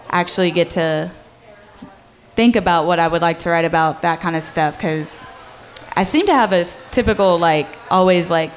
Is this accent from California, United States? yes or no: no; Brenham, Texas, United States; moved away as an adult; now in Fort Worth, United States; I played a lot in my hometown. So anywhere in Brenham, I would be playing